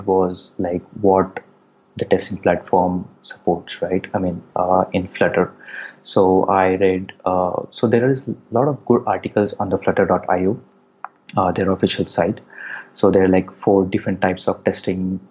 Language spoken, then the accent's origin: English; India; moved away as an adult; also born or lived in United States; I am from India. I recently moved back from US, where I spent a good 6 years